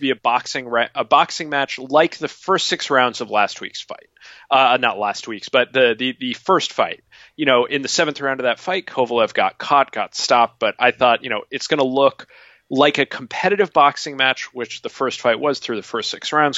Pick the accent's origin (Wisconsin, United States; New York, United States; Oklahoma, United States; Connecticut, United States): Connecticut, United States; I grew up in Connecticut